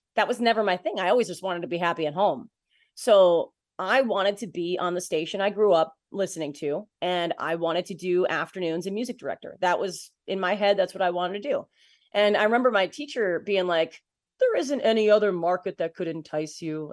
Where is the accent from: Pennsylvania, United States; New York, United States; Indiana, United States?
New York, United States; Waterford; moved away as an adult; also born or lived in Boston, Massachusetts; I'm from a, a small town, uh, called Waterford, New York, and, uh, so it's just outside of Albany, New York